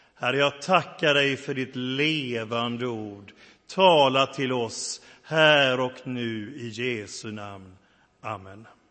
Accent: Sweden; moved away as an adult; also born or lived in England / France / Africa; jag är stolt över mitt hemland, tacksam för vårt land där jag är uppväxt

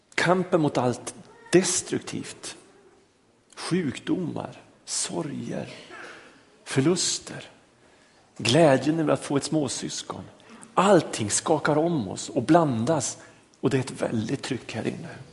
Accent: a small village outside Lycksele, Norrland, Västerbotten County, Sweden; moved away; jag är norrlänning, jag kommer från en liten by utanför Lycksele

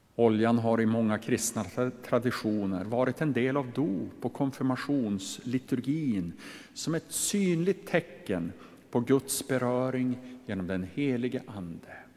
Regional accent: inland Västerbotten, Västerbotten County, Sweden; Jag är ju uppvuxen i Västerbottens inland

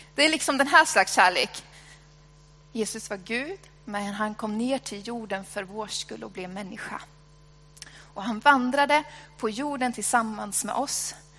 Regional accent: Sweden; jag är svensk

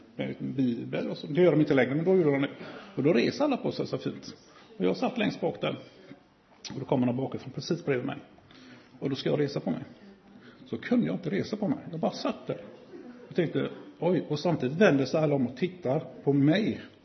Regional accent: Gothenburg, Västra Götaland, Sweden; är jag från Göteborg

